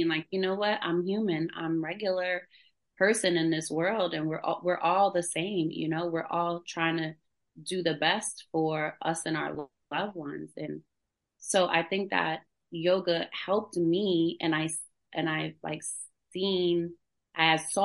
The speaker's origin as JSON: {"language": "English", "town": "New York City", "region": "New York", "country": "United States", "tie": "born or raised there", "moved": "yes", "lives_now": "Fayetteville, United States", "said": "I grew up in New York City, like in the Bronx"}